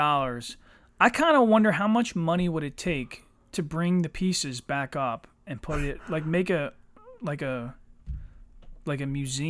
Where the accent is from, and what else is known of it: United States